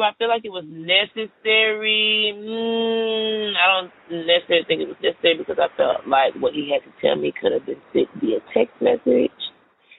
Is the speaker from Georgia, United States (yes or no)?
yes; Atlanta, Georgia, United States; I'm from Atlanta, Georgia, born and raised.